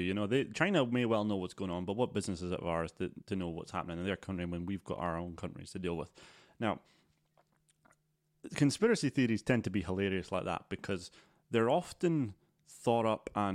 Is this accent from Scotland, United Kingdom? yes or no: yes; Scotland, United Kingdom; we're from Scotland